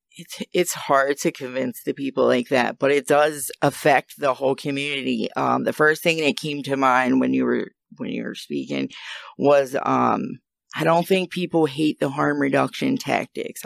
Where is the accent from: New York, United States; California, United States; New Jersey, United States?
New Jersey, United States; moved away as an adult; now in Maryland, United States; I'm from New Jersey